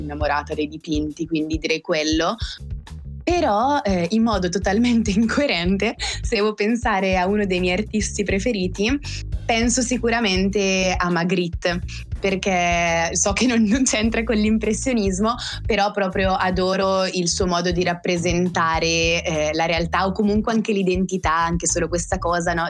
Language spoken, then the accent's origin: Italian; Val Seriana, province of Bergamo, Lombardy, Italy; io vengo dall'estremo nord Italia, precisamente da Bergamo, ma in realtà non è così precisa come indicazione perché abito in Val Seriana, cioè in un paesino in provincia di Bergamo